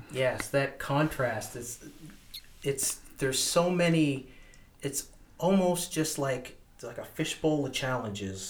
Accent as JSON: {"language": "English", "town": "Woodstock", "region": "New Brunswick", "country": "Canada", "tie": "born or raised there", "said": "growing up in Woodstock"}